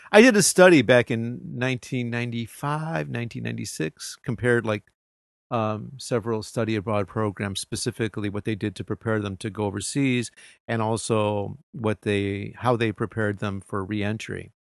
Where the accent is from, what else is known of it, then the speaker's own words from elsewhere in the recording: United States; moved away as an adult; now in Japan; I'm an American.